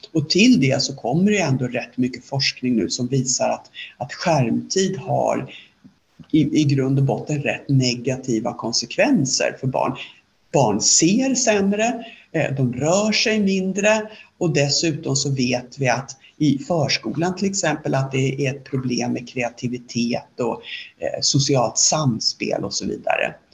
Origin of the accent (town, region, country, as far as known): Sweden